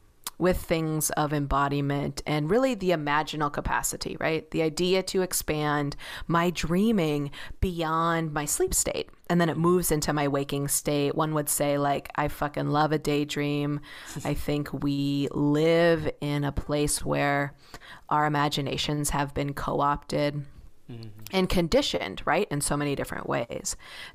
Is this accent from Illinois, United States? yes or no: yes; Chicago, Illinois, United States; I grew up in Chicago and it's giving a lot of like Northern Michigan like field vibes.